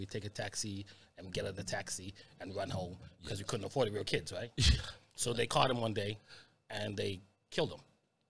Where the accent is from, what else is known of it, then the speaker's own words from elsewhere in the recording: Montreal, Quebec, Canada; moved away as an adult; now in British Columbia, Canada; growing up in Montreal, being a black person in Montreal